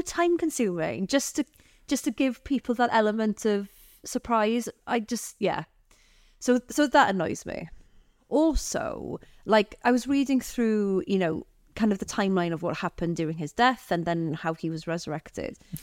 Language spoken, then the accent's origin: English; Aberystwyth, Wales, United Kingdom; So I grew up in Aberystwyth